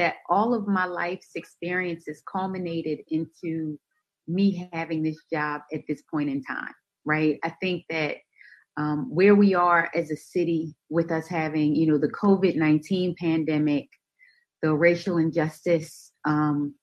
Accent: Baltimore, Maryland, United States; from Baltimore, born and raised in Baltimore.

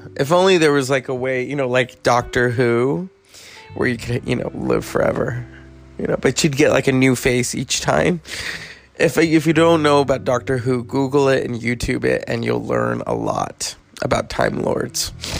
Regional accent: United States; I love being an American, but I'm Hispanic. I'm a person of color.

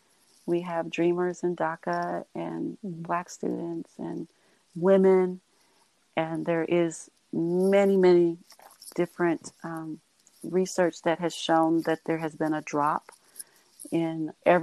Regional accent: United States; I'm an American. I was born and raised in the United States of America.

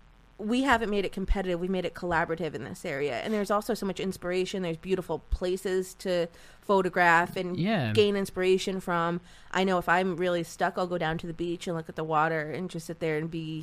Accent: southeastern Connecticut, United States; But I think this area, having grown up here, I didn't realize how beautiful and what a valuable area this was until I left this area. And then I came back and I was like, yeah, I like where I'm from.

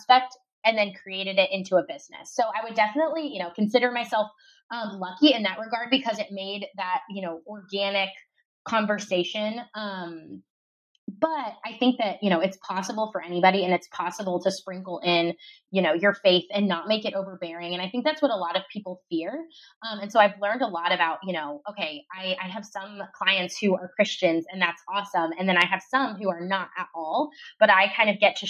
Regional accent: Ohio, United States; moved away as an adult; now in Dallas, United States; I'm originally from Ohio

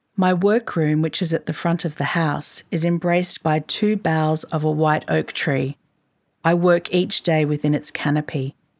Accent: Queensland, Australia; I grew up in Queensland, which is to say I know the joy of living in a house that captures light and space well

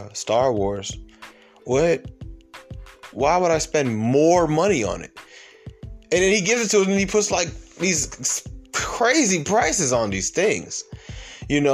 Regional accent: Atlanta, Georgia, United States; I'm from Atlanta

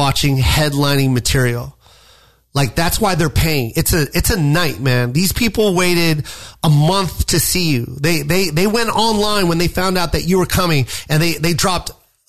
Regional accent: Las Vegas, Nevada, United States; I'm from Vegas

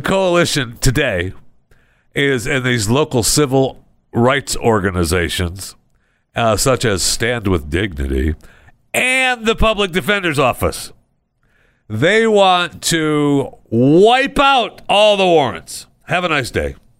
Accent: Michigan, United States; moved away; It's going on in my home state.

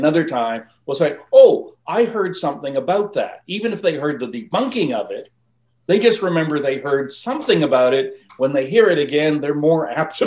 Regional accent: Vancouver, British Columbia, Canada; accent: South Vancouver; Pardon my South Vancouver accent there.

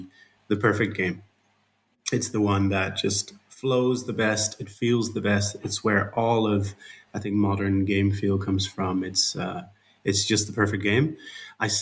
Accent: Netherlands; accent: Dutch; I'm Dutch, as you can hear from my my accent

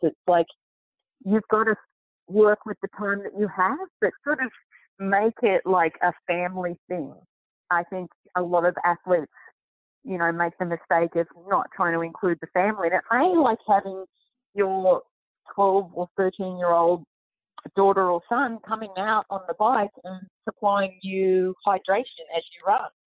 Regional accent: Sydney, New South Wales, Australia; moved away as an adult; now in United States; Sydney, basically my hometown.

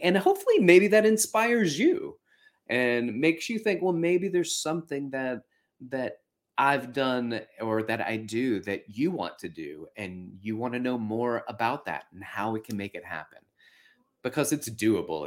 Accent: Florence, Alabama, United States; when I was a kid, I had a martial arts teacher where I was growing up in Florence, Alabama

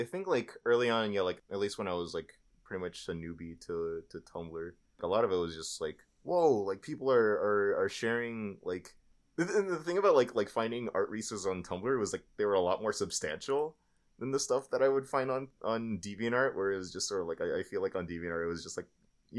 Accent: Florida, United States; I grew up in Florida. And it's, like, very rainy.

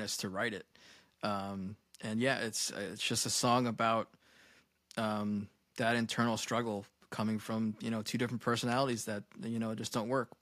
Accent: Babylon, New York, United States; I had a great childhood growing up in Babylon

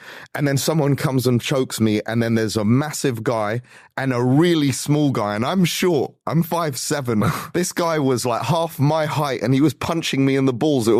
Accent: London, United Kingdom; also born or lived in Los Angeles; So growing up in London, basically you settle your differences like men.

